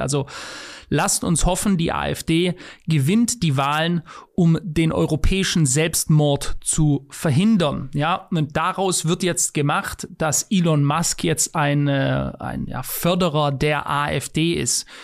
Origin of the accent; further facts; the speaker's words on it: Germany; ich bin Deutscher